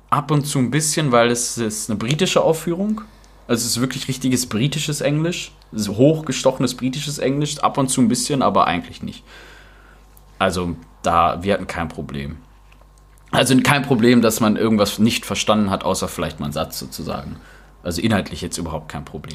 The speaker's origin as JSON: {"language": "German", "country": "Germany", "said": "bei uns in Deutschland"}